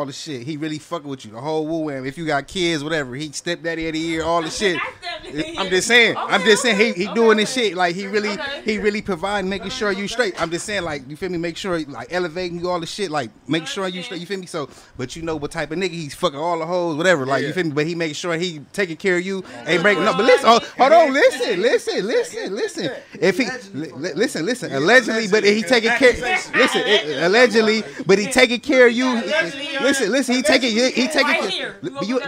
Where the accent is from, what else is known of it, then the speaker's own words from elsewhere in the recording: Compton, California, United States; I'm from the east side